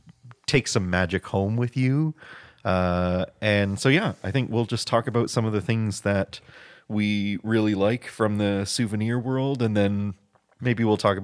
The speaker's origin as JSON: {"language": "English", "country": "Canada", "said": "because we are Canadian and we have to bring stuff back"}